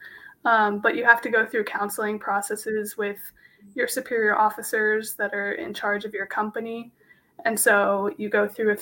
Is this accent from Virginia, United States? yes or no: no; Phoenix, Arizona, United States; I'm from Phoenix, Arizona